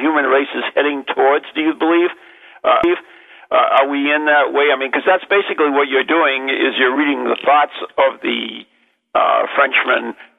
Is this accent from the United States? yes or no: yes; New England, United States; accent: New England; It's my New England accent.